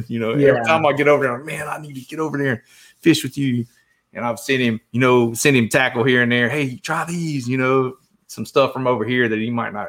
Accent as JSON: {"language": "English", "region": "Southeast Georgia", "country": "United States", "tie": "born or raised there", "said": "I grew up in Southeast Georgia."}